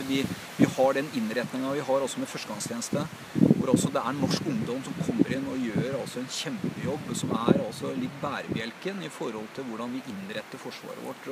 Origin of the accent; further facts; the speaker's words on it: Oslo, Norway; Det heter jo Haugerud, der jeg vokste opp.